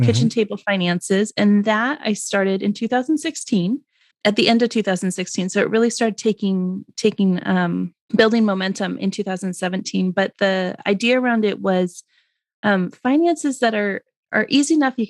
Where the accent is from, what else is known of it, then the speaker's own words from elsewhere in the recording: Portland, Oregon, United States; I was born and raised in the Pacific Northwest of the United States. I grew up just outside of Portland, Oregon, on a family farm.